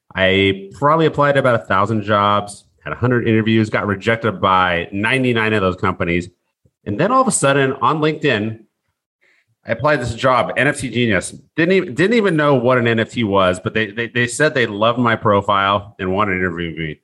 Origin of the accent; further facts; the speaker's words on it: Seattle, Washington, United States; I grew up in Seattle